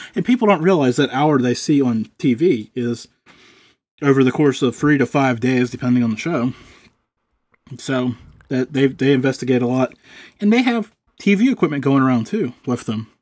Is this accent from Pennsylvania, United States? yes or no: yes; Pennsylvania, United States; I'm from Pennsylvania